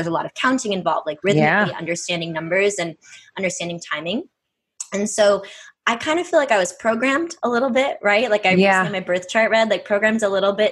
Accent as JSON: {"language": "English", "area": "right outside of Boston", "region": "Massachusetts", "country": "United States", "tie": "born or raised there", "said": "I grew up on the East Coast, you know, so I grew up right outside of Boston."}